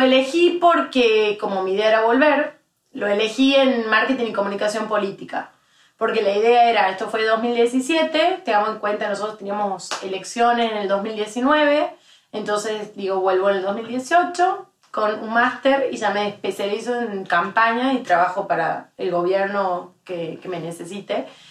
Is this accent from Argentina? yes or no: yes; Tucumán, Argentina; moved away as an adult; also born or lived in Spain; now in Madrid, Spain; Soy tucumana, no solo es un distintivo, sino para mí es un orgullo